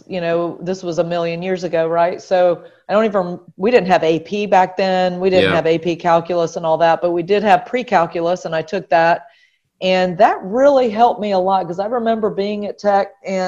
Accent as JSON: {"language": "English", "town": "Macon", "region": "Georgia", "country": "United States", "tie": "born or raised there", "also_born_or_lived": "Atlanta", "said": "Macon, Georgia was my hometown, and I was lucky enough to go to a great high school, Mount DeSales, which was a private Catholic school in Macon."}